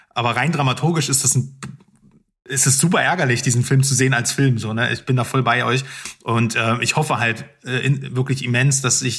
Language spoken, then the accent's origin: German; Lower Saxony, Germany; Ich komme aus Niedersachsen.